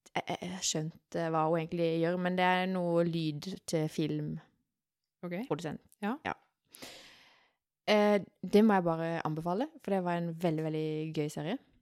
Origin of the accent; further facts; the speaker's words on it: Sørlandet, Norway; vi sørlendinger